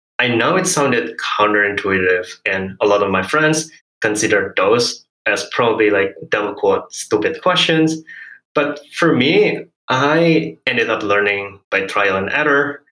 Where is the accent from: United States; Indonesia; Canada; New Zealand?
Indonesia; first language Hokkien; English is a second language; So I grew up in Indonesia with Hokkien as my first language before learning Bahasa Indonesia. And I moved between different islands and provinces as well, went to local schools and university, but not an international one.